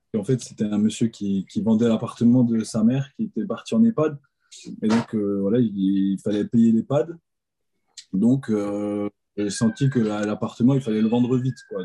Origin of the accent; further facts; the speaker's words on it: Alsace, Grand Est, France; je viens d'Alsace